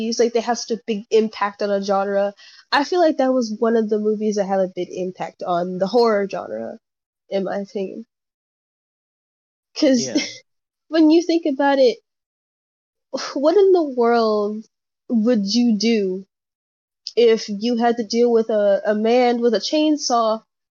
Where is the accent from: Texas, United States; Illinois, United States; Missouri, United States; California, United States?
Texas, United States; Houston; also born or lived in Oakdale, Louisiana; I grew up in Houston, Texas, but I also grew up in Oakdale, Louisiana. So I have two homes.